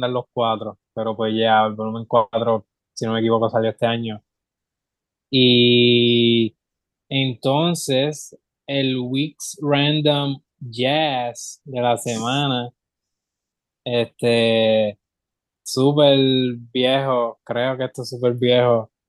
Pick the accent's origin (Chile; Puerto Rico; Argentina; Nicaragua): Puerto Rico; somos full boricua